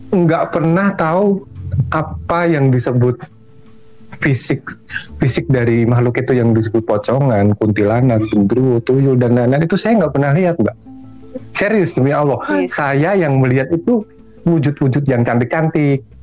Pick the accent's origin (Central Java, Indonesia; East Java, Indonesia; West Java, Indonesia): Central Java, Indonesia; Semarang; saya tinggal di sebuah rumah punya bapak saya itu kebetulan rumah tinggalan Belanda gitu pavilion